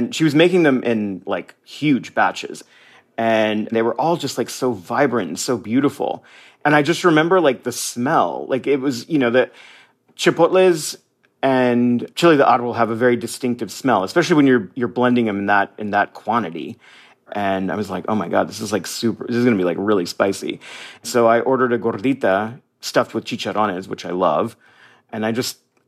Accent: United States; moved away as an adult; now in Mazatlan, Mexico; I'm a Mexican-American. I am an American.

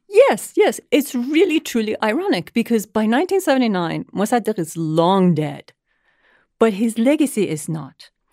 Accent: Iran; born and raised in Iran during the tumultuous years of the Iranian Revolution

